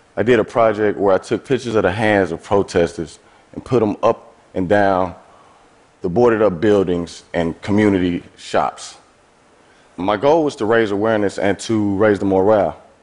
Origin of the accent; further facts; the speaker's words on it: East St. Louis, Illinois, United States; I'm from East St. Louis, Illinois. That's a small city across the Mississippi River from St. Louis, Missouri. I have lived in and around St. Louis my entire life.